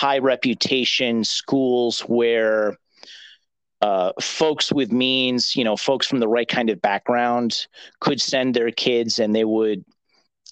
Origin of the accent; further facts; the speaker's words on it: Mid-Hudson Valley, New York, United States; I'm from the Mid-Hudson Valley, where my parents still are